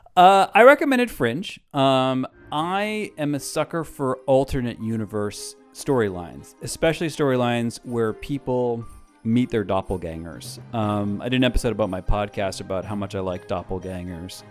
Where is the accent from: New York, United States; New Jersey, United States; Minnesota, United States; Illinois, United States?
New York, United States; New York City; as a New Yorker